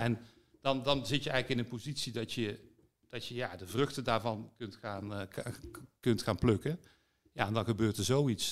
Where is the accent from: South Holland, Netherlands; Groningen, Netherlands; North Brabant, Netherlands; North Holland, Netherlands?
North Brabant, Netherlands; Vught; Ik ben wel een Brabander, hè. ik ben in Vught opgegroeid